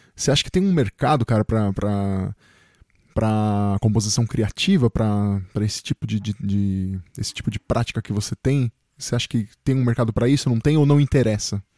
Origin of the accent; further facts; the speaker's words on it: Chile; now in Brazil; eu nasci no Chile, né? Vim pro Brasil, mas sempre vivi na cidade.